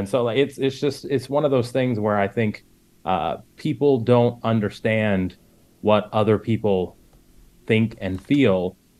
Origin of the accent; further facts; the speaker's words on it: just south of Atlanta, Georgia, United States; I grew up outside of Atlanta. I've lived in Georgia my entire life. I grew up just south of Atlanta. And the county that I grew up in, by the time I graduated high school, went from majority rural Republican farmland to upper middle class Black Democratic suburbia.